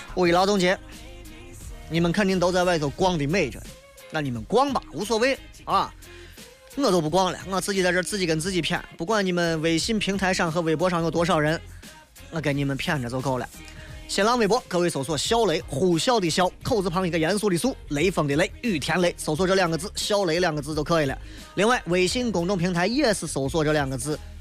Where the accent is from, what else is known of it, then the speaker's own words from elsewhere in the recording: Xi'an, Shaanxi, China; accent: Xi'an dialect; 就跟咱到外地为了显示自己好像不不被受欺负，一定要说西安话是一样的